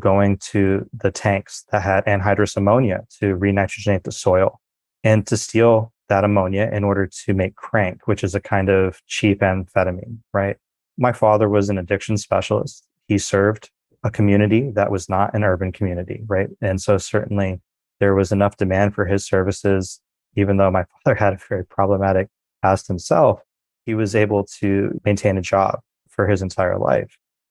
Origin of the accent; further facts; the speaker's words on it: Springfield, Illinois, United States; now in Australia; I was downstate